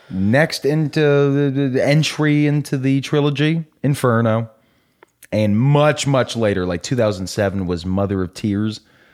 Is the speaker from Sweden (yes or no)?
no; United States; I give it 110%, but then again, yeah. I'm an American.